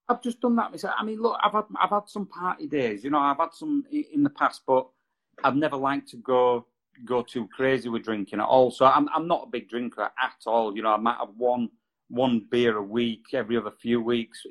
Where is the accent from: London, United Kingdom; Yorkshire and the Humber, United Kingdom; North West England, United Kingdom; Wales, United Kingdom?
Yorkshire and the Humber, United Kingdom; Halifax; now in Brighouse, United Kingdom; I was originally from Halifax